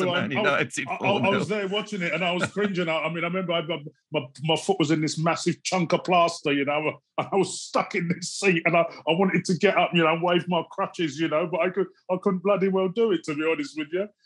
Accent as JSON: {"language": "English", "country": "Jamaica", "said": "I come from Jamaica. I'm of Jamaican parentage. Proud to be black. Proud to be of Jamaican parentage."}